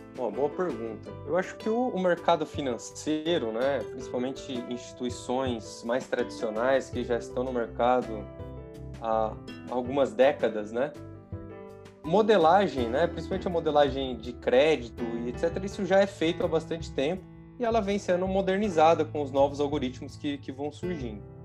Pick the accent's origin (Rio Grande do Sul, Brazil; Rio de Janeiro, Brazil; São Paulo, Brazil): São Paulo, Brazil; interior of; eu sou do interior de São Paulo